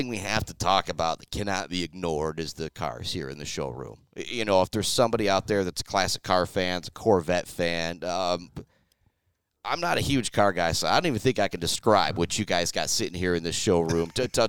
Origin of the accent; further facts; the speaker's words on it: Shepherd, Michigan, United States; I'm from Shepherd